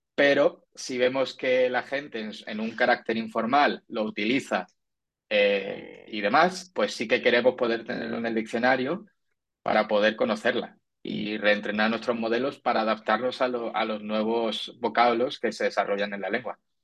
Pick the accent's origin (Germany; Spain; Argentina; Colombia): Spain; Andalusia; como yo soy andaluz